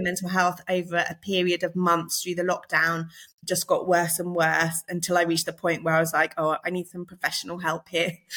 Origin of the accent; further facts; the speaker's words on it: Surrey, South East England, United Kingdom; moved away as an adult; now in Liverpool, United Kingdom; I'm not a Scouser, in case you can't tell from my accent. Um, I was born in Surrey